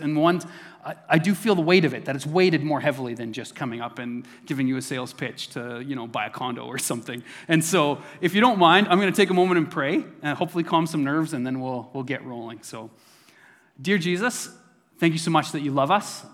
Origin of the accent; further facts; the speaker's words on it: Neilburg, Saskatchewan, Canada; moved away; this is in my hometown of Newburgh, Saskatchewan. So this is where I was born and raised.